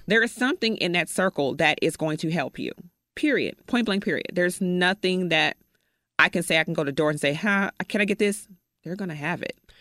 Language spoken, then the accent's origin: English; Chicago, Illinois, United States; moved away; I am from Chicago. I have no family here whatsoever